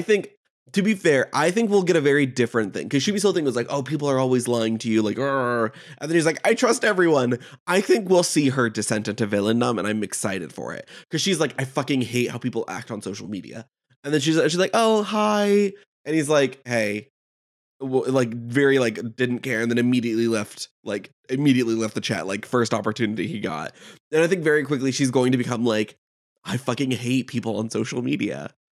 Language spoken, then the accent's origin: English; United States; I'm American.